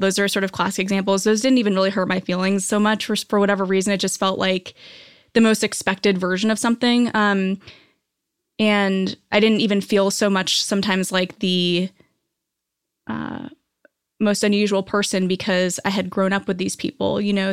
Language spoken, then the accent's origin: English; New Hampshire, United States; moved away as an adult; also born or lived in New York; now in Los Angeles, United States; I grew up in New Hampshire, and then I moved to New York after college.